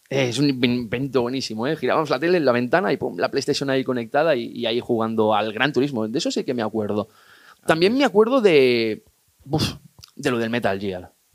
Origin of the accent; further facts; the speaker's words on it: Igualada, Catalonia, Spain; yo que soy de Igualada